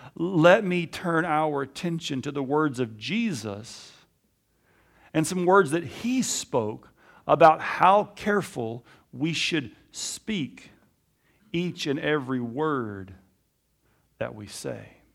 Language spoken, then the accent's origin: English; Alabama, United States; I was raised in Alabama in the Bible Belt